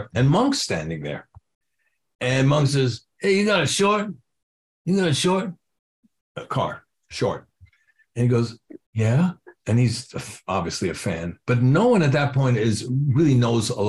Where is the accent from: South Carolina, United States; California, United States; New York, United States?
New York, United States; New York City; So I'm growing up in New York City. I'm in Washington Heights